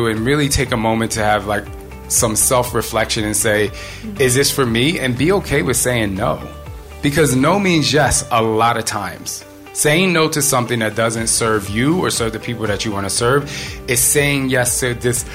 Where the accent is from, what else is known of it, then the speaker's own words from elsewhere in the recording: New Jersey, United States; I'm from Jersey